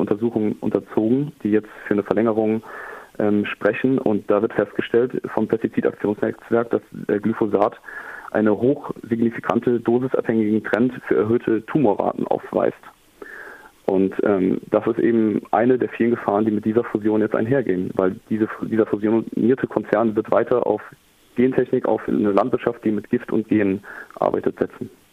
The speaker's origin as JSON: {"language": "German", "country": "Germany", "also_born_or_lived": "Ruhr area", "said": "wir als Deutsche"}